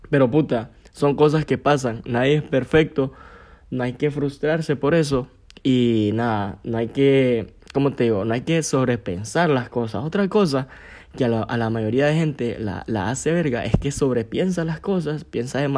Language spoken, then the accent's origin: Spanish; Gracias, Lempira, Honduras; now in San Pedro Sula, Honduras; A veces los fines de semana lo que decidía era irme para, para mi pueblo, para Gracias, porque aquí en San Pedro no hacía ni verga.